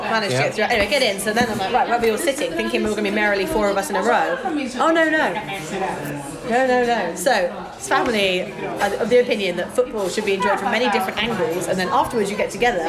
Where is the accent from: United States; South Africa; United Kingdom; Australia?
United Kingdom; South West England